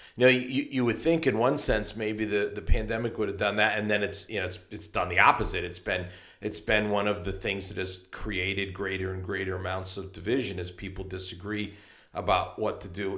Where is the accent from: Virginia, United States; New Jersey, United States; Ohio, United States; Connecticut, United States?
Connecticut, United States; Hartford; I come from Hartford, Connecticut, which is almost exactly equidistant between New York and Boston